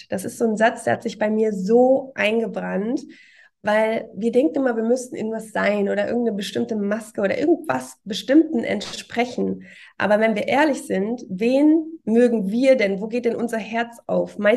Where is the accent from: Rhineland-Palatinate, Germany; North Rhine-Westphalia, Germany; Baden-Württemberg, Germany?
North Rhine-Westphalia, Germany; Cologne; Und ähm, ja, ich bin auch Kölnerin, so wie du.